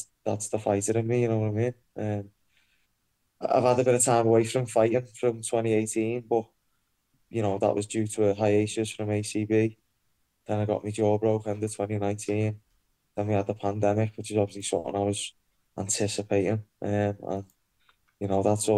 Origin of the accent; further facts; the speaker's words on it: Liverpool, North West England, United Kingdom; So obviously I'm from Liverpool, grew up in Speke, rough council estate